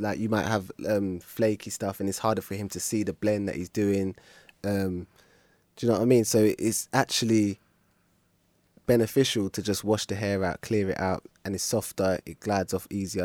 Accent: London, United Kingdom; I'm born and raised in South

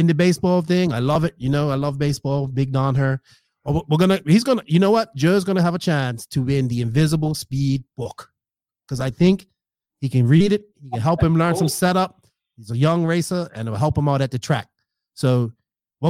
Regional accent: Bermuda; moved away; I am from Bermuda

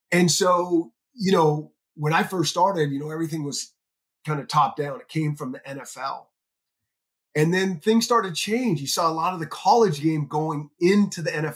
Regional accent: Northern California, United States; I grew up in Northern California

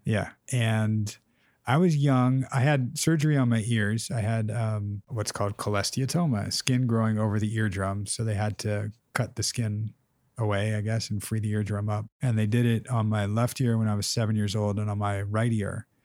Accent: Southern California, United States; growing up in Southern California.

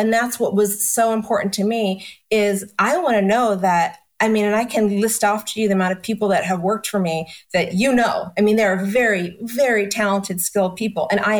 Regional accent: New York, United States; And when I'm such a New Yorker, let me tell you.

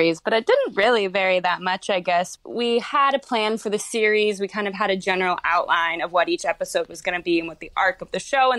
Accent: Port Orchard, Washington, United States; moved away as an adult; now in Los Angeles, United States; I'm from Port Orchard.

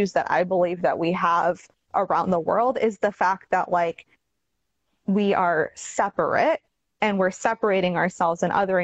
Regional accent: Toronto, Ontario, Canada; also born or lived in Chattanooga, Tennessee / Houston; now in Oregon, United States; growing up in Toronto, which is like extremely multicultural

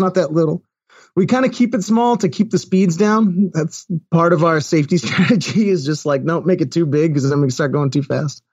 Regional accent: Sharon, Massachusetts, United States; moved away; Sharon Mass as my, uh, as, as my hometown

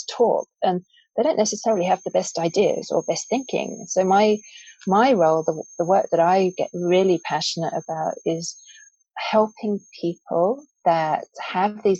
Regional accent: England, United Kingdom; I grew up in England

